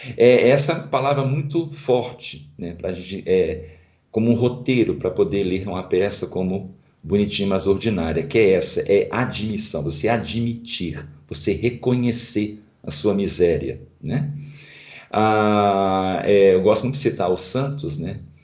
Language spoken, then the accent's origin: Portuguese; Brazil; nós como brasileiros